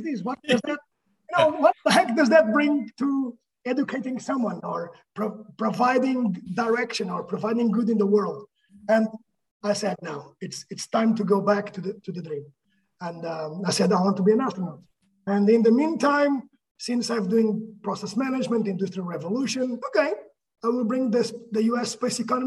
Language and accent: English; Portugal; moved away as an adult; now in United States; I'm from Portugal